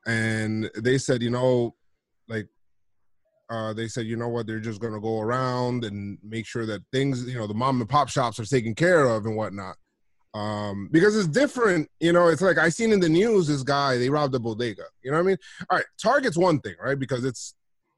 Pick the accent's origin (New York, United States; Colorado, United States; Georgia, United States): New York, United States; New York City; I'm from the Bronx. Always lived here by the Bronx